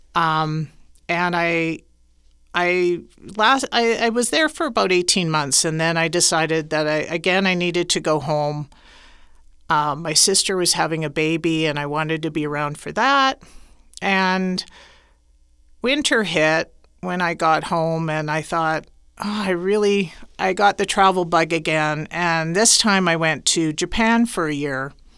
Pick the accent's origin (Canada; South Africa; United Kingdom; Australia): Canada; Saskatoon, Saskatchewan; moved away as an adult; now in Guadalajara, Mexico; I'm originally from Saskatoon, Saskatchewan, Canada